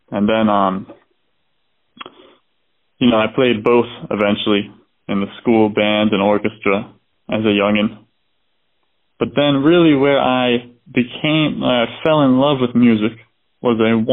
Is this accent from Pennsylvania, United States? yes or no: yes; Doylestown, Pennsylvania, United States; I was born in Doylestown, Pennsylvania, a very, you know, kind of small place.